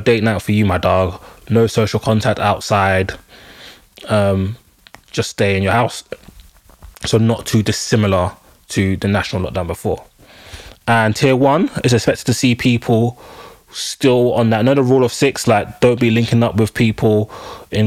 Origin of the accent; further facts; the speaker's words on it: London, United Kingdom; being a Londoner